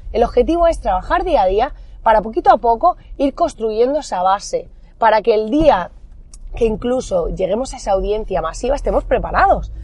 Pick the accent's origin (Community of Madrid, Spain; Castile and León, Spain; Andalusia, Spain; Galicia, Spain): Andalusia, Spain; Almería; somos de Almería, para aquellos que no lo sepáis, al sur de España